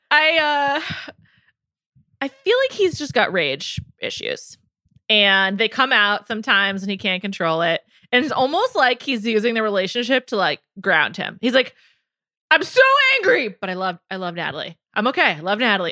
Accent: New York, United States; I went to high school in the Bronx

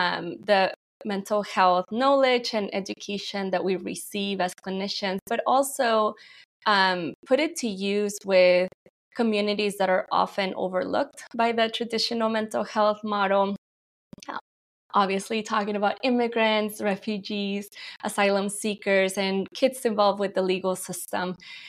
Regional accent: Mexico; now in United States; people often think I'm Indian, but, you know, I'm Mexican American. I immigrated from Mexico and married someone Indian, South Indian.

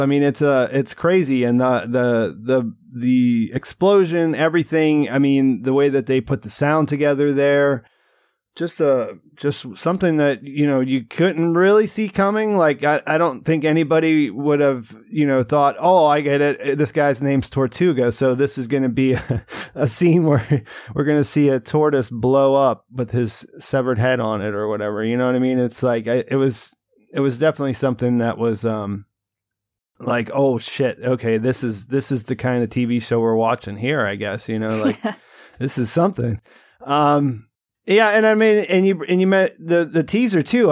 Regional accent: Rust Belt, United States; moved away; I grew up in the in the Rust Belt

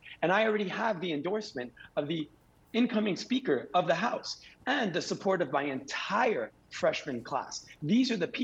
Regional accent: Bay Harbor Islands, Florida, United States; now in Miami Beach, United States; I grew up in this paradise. I love this city. I love all the cities in this district. I grew up in Bay Harbor.

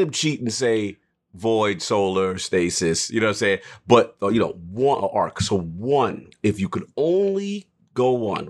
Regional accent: New York, United States; because as a New Yorker, you appreciate it.

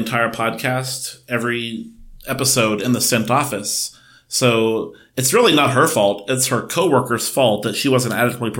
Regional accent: United States; as an American

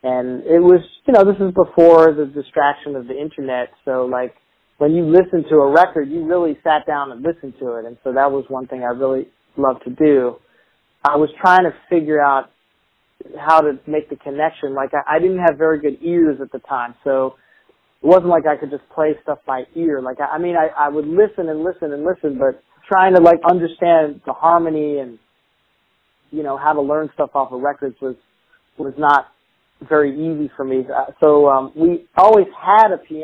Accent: Columbia, Maryland, United States; also born or lived in New Jersey; now in Portland, United States; I was born in New Jersey, and I was raised mostly in Maryland, in Columbia, Maryland, which is a considered a suburb of Baltimore

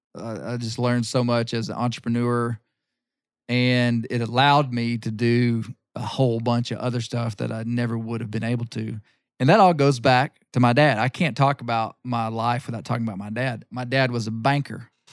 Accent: Arkansas, United States; grew up here in Arkansas

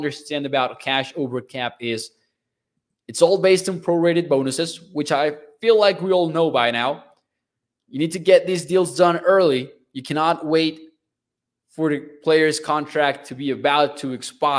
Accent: Mexico; I'm from Mexico, a culture that, of course, you guys know is big on soccer

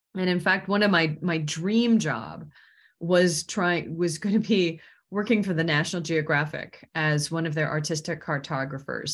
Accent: Washington, United States; I grew up in Washington

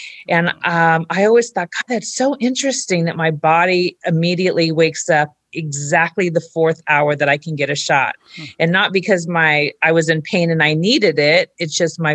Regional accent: Orange County, California, United States; I grew up in Orange County, California, and I had a loving family.

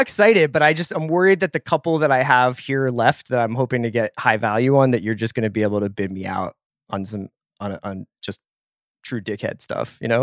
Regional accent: Philadelphia, Pennsylvania, United States; I'm from Philly

